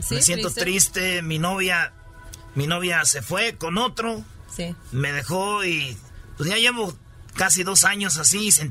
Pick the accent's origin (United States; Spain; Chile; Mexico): United States; New Orleans, Louisiana; Spanish is a second language; soy de Nueva Orleans.